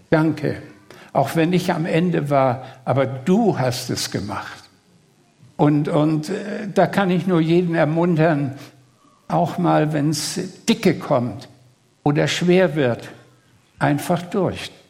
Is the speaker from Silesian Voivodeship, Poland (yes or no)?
no; Greater Poland, Poland; Ja, ich komme, um es äh, kurz zu sagen, äh, aus in der Nähe von Posen. Poznan ist die zweitgrößte Stadt Polens. Also man fährt Berlin, Frankfurt-Oder und 200 Kilometer östlich ist Posen